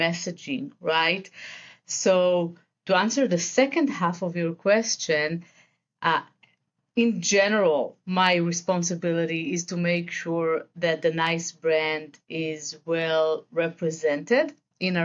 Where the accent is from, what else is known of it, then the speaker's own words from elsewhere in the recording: Israel; accent: Israeli; English is a second language; I am originally from Israel, as the accent may indicate.